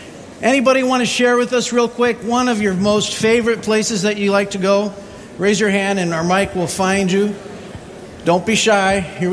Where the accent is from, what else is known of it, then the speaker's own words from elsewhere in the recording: U.S. Virgin Islands; on the top of my list of favorite places is where I grew up in St. Thomas and St. John.